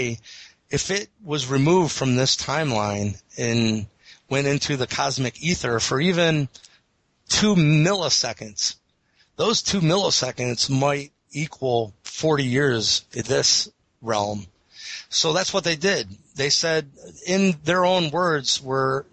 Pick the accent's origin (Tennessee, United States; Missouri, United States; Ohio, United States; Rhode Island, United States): Ohio, United States; Eastlake; the Eastlake Police Department in my hometown